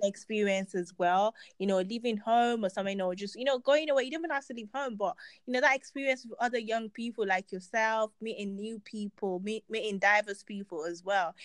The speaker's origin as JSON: {"language": "English", "country": "Nigeria", "said": "as a Nigerian, you know, child"}